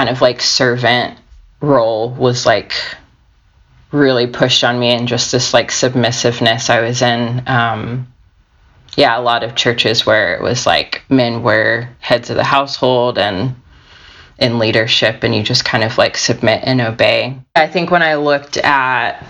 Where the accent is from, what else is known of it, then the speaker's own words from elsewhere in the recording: United States; also born or lived in Georgia, United States; I grew up in Alabama and Georgia